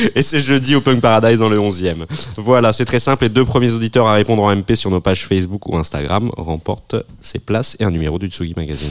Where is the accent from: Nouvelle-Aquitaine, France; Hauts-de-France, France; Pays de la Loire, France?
Hauts-de-France, France; Boulogne-sur-Mer; chez moi à Boulogne-sur-Mer